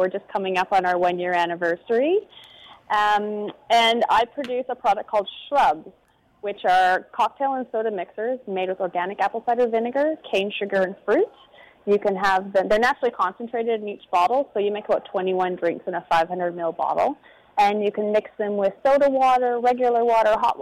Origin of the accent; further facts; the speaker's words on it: Pemberton, British Columbia, Canada; I have a farming background. I grew up in Pemberton